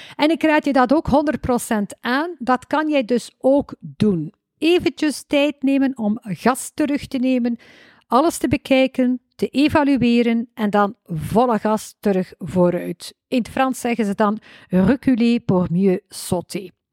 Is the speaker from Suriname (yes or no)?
no; West Flanders, Belgium; accent: West Flemish; Kan je tegen West-Vlaamse spraakinvloeden